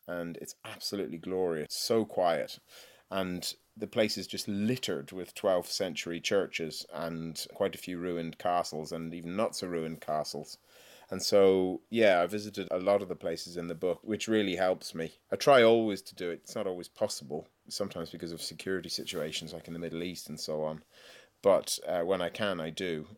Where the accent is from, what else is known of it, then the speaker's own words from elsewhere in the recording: Ireland; moved away as an adult; now in England; I'm Irish.